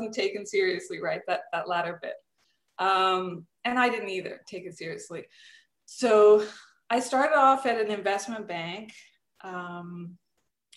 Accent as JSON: {"language": "English", "country": "Serbia", "moved": "yes", "said": "I'm originally from Serbia"}